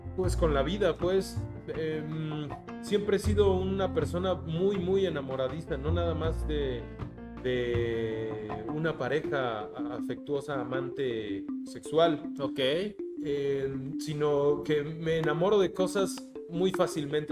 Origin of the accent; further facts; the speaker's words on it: Mexico City, Mexico; yo nací en la ciudad, soy totalmente de la Ciudad de México